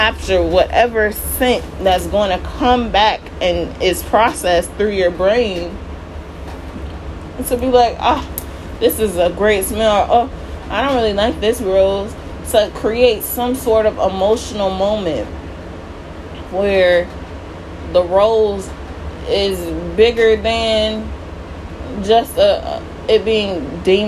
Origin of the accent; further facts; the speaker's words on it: United States; being an American citizen